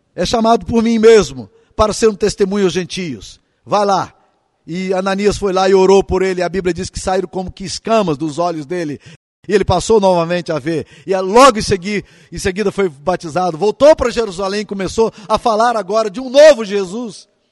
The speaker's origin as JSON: {"language": "Portuguese", "town": "Santa Maria do Mutum", "region": "Minas Gerais", "country": "Brazil", "tie": "born or raised there", "said": "Eu nasci numa cidade francesa chamada Saint-Marie de Mutam, Santa Maria do Mutum, interior de Minas Gerais"}